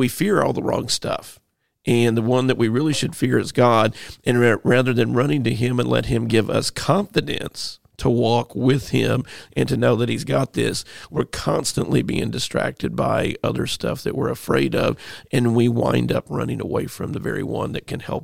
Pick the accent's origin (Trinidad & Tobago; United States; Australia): United States; St. Louis, Missouri; I grew up there. That's like my hometown